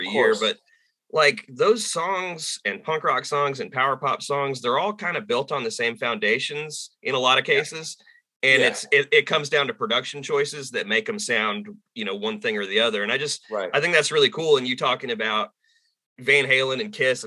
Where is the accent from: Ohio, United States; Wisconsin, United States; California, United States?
California, United States; Southern; now in North Carolina, United States; I've lived in North Carolina most of my life now, but I grew up in Southern California